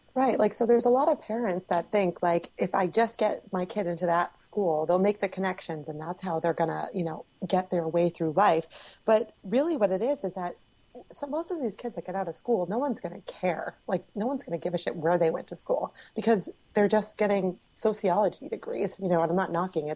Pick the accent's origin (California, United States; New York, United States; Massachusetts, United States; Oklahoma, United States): Massachusetts, United States; Cape Cod; I'm from Cape Cod